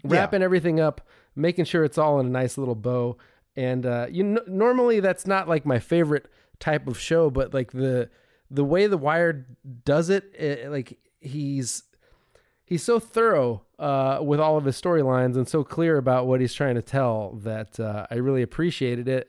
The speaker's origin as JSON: {"language": "English", "country": "United States", "said": "I'm American"}